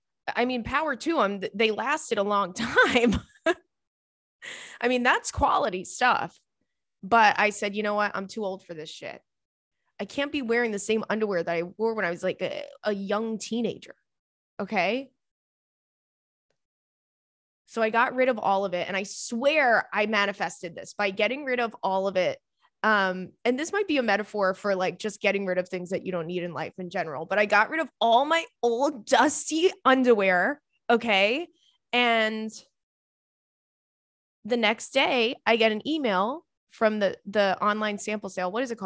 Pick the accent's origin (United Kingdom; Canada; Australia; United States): Australia; As always … I'm from Australia.